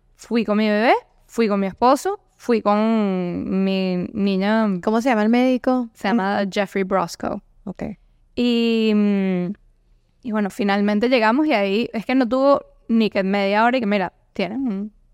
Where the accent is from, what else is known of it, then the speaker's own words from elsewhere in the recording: Venezuela; moved away; also born or lived in Europe / United States; soy originaria de Venezuela, obviamente el acento creo que me delata mucho